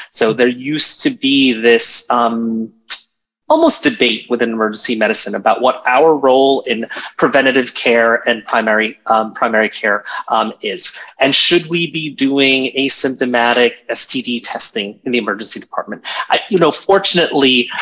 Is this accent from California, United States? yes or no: no; Virginia Beach, Virginia, United States; moved away as an adult; now in New York, United States; I grew up in Virginia Beach, um, Virginia